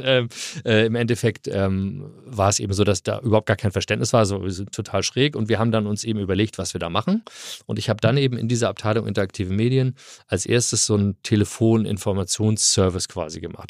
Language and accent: German; Hamburg, Germany; moved away as an adult; also born or lived in California, United States; Nein, ich komme aus Hamburg, ich bin Eppendorf. Äh, ah. Eppendorf groß gewachsen